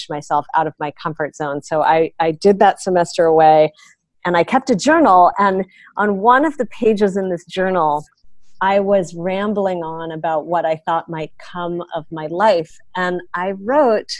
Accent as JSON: {"language": "English", "town": "San Francisco", "region": "California", "country": "United States", "tie": "born or raised there", "also_born_or_lived": "Chicago / Cornell (Ithaca, New York)", "said": "I actually grew up in the city of San Francisco"}